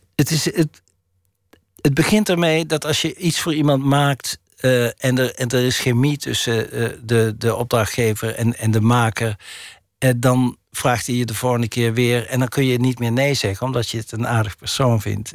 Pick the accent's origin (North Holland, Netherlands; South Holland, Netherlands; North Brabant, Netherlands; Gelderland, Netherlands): North Brabant, Netherlands; accent: Brabantse tongval; Ik heb een Brabantse tongval